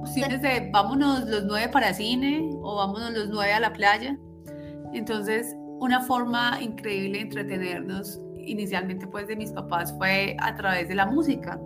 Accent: Manizales, Caldas, Colombia; moved away as an adult; Viví en Manizales hasta los 24 años

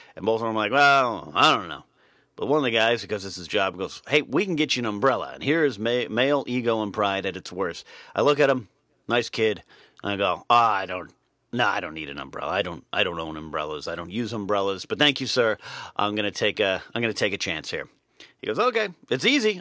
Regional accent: California, United States; Even though my hometown is three hours north, very rarely did we venture uh, north past Pismo Beach

